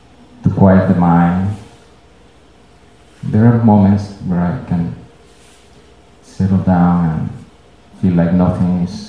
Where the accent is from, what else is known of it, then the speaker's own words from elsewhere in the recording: Venezuela; moved away; I moved here. I'm from Venezuela